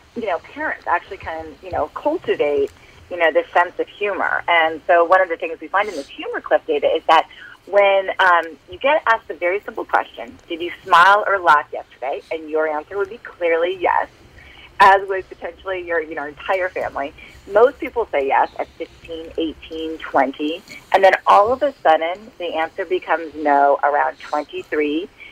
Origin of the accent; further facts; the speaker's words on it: Minnesota, United States; I am from Minnesota, 60% of your audience, I think, is as well.